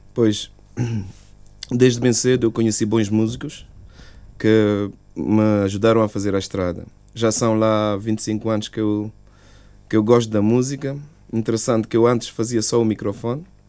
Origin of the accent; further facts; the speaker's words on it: Cape Verde; now in Luxembourg; manter na cultura da minha terra